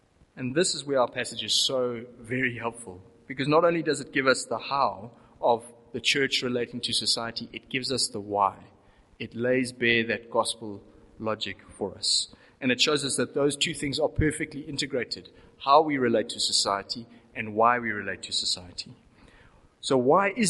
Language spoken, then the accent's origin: English; South Africa; As South African Christians